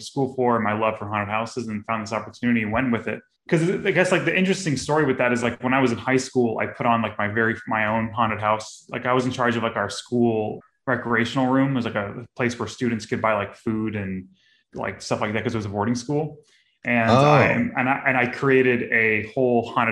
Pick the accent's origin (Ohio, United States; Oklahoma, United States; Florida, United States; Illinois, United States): Florida, United States; also born or lived in Houston, Texas; I grew up here in Florida